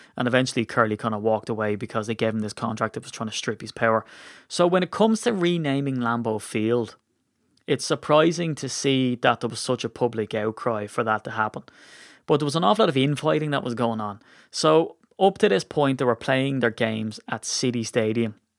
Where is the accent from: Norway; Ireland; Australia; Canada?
Ireland; as an Irishman